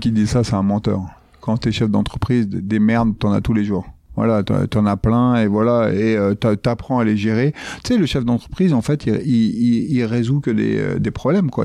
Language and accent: French; Grigny, Île-de-France, France; Je viens euh, de la Grande Borne, euh, de Grigny